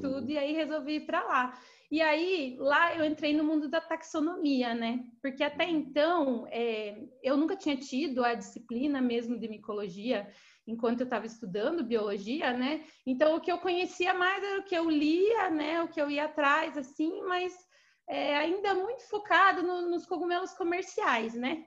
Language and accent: Portuguese; Guarapuava, Paraná, Brazil; moved away as an adult; also born or lived in Florianópolis; now in São Paulo, Brazil; Eu sou do interior do Paraná, de uma cidade chamada Guarapuava